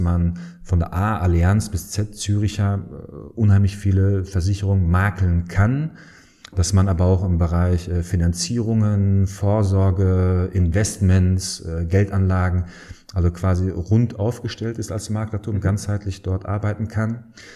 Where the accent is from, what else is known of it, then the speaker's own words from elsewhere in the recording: Dortmund, North Rhine-Westphalia, Germany; moved away as an adult; now in Aachen, Germany; bin gebürtiger Dortmunder. Daher, wenn man mich nach der Heimat fragt, ich komme aus Dortmund, äh, aus dem Dortmunder Süden, aus Dortmund-Hörde